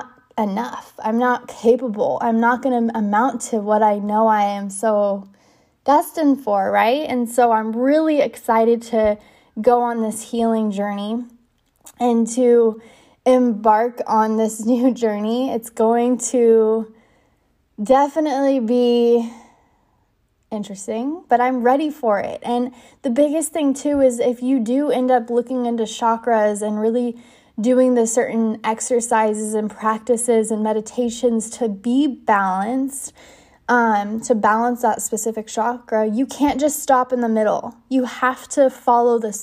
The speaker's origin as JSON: {"language": "English", "region": "California", "country": "United States", "tie": "born or raised there", "moved": "yes", "said": "be back in my hometown"}